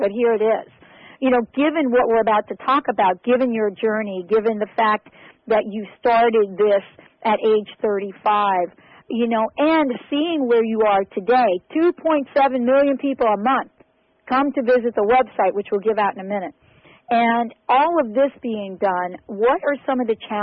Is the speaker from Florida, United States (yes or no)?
no; New York, United States; I'm from New York